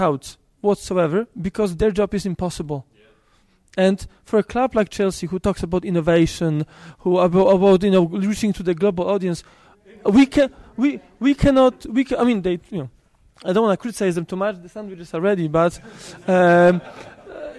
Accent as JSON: {"language": "English", "country": "Poland", "said": "I'm from Poland"}